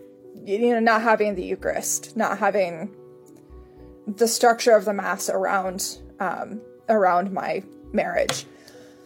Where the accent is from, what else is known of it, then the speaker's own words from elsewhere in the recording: Indianapolis, Indiana, United States; also born or lived in Fort Wayne, Indiana; I grew up in Indianapolis